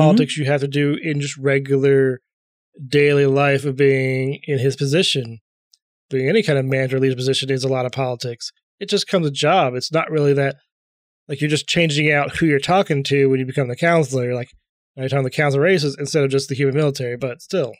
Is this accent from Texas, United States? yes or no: no; Columbus, Ohio, United States; I'm from Columbus